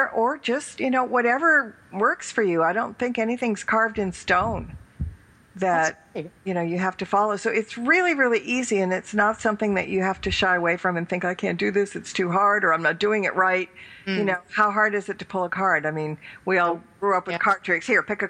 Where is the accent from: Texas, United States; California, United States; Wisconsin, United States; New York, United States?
California, United States; accent: California; it's my California accent.